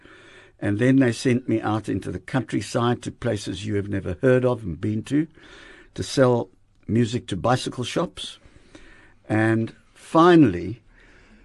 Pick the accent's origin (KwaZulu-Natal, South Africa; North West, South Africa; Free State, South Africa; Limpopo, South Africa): Free State, South Africa; Bloemfontein; moved away; also born or lived in Potchefstroom / Johannesburg; I was born in Potchefstroom and being brought up in Bloemfontein and attending Grey College